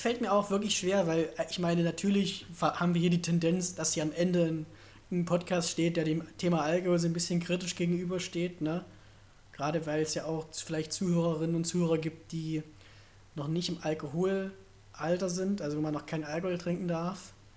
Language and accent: German; Germany; Aber ich komme immer noch aus Deutschland